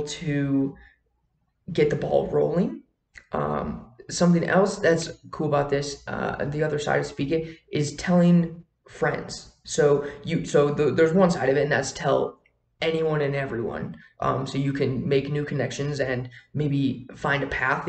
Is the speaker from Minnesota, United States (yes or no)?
no; Wisconsin, United States; moved away as an adult; now in Colorado, United States; I grew up in Wisconsin, and I made the move down here to Colorado all on my own.